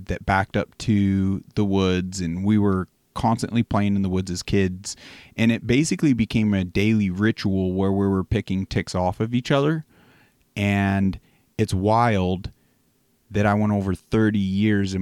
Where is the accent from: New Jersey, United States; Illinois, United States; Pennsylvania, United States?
Pennsylvania, United States; as a kid, my family, we grew up on the East Coast, and we had a few different properties in Pennsylvania